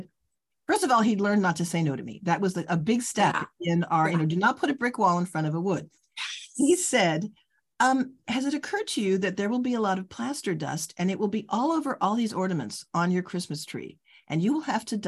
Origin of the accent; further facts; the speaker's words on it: Los Angeles, California, United States; moved away as an adult; also born or lived in Chicago; LA, which is, you know, where I grew up